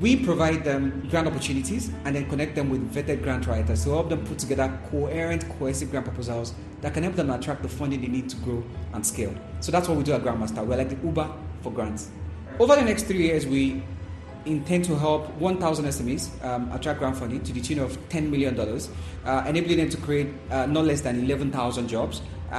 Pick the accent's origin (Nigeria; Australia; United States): Nigeria; I'm 32 years old. I'm from Nigeria.